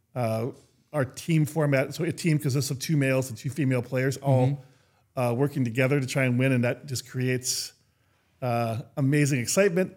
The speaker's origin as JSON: {"language": "English", "region": "Minnesota", "country": "United States", "tie": "born or raised there", "said": "I grew up in Minnesota."}